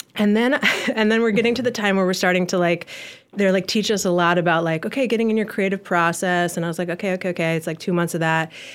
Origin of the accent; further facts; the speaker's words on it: Ann Arbor, Michigan, United States; I was born in Ann Arbor, Michigan in nineteen eighty-two